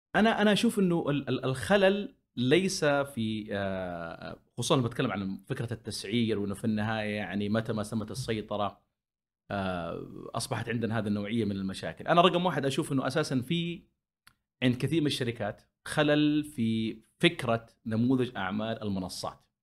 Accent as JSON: {"language": "Arabic", "country": "Saudi Arabia", "said": "عندنا في السعوديه بحكم احتكاكنا في السعوديه"}